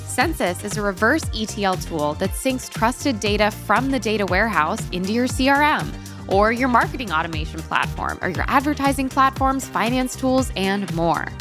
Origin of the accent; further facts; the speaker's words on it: Connecticut, United States; moved away; I'm from Connecticut. I'm also from the East Coast.